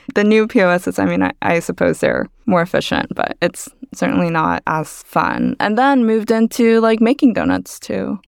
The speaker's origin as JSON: {"language": "English", "region": "Texas", "country": "United States", "tie": "born or raised there", "also_born_or_lived": "Busan, South Korea", "said": "moved to Texas"}